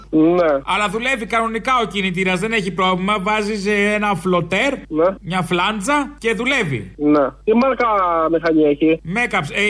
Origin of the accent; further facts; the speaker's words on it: Mani, Peloponnese, Greece; εγώ είμαι κάτω από τη Μάνη